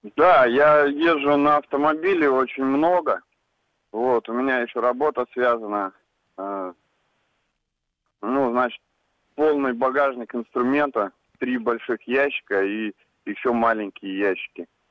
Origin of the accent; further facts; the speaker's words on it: Saint Petersburg, Russia; я из Санкт-Петербурга